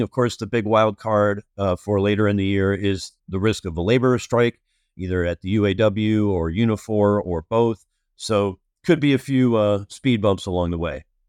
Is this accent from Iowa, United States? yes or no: yes; Iowa City, Iowa, United States; moved away; working remotely in my hometown, Iowa City, Iowa